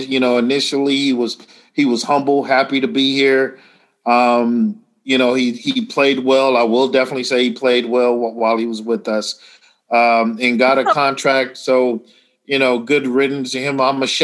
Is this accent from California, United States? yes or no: yes; Los Angeles, California, United States; growing up